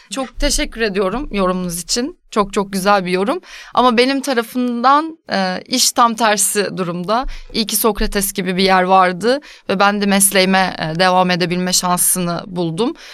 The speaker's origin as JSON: {"language": "Turkish", "region": "Ankara", "country": "Turkey", "moved": "as an adult", "lives_now": "Istanbul, Turkey", "said": "E, ben Ankaralıyım. Üniversite bitirdikten sonra İstanbul'a taşınmadan önce de hayatımdaki aslında ilk ciddi iş görüşmelerini görüşmelerinden birini Canerelerle yapmıştım."}